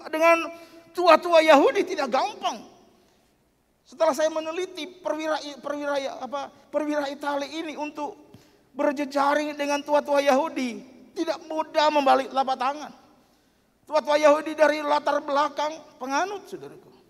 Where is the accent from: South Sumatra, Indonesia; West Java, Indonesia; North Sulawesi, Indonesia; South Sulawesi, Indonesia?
North Sulawesi, Indonesia; Saya datang dari Minahasa ketika putra saya sakit.